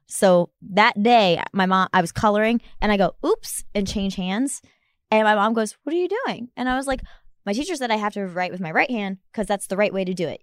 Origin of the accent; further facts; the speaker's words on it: Ohio, United States; we're both from Ohio